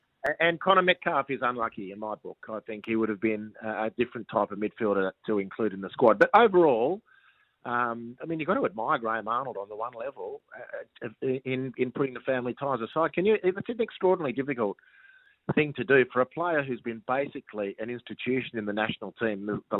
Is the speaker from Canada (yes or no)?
no; Australia; particularly as a foreigner and as an Australian foreigner. You know, we're not the top of the pile when it comes to Japanese clubs doing their recruiting.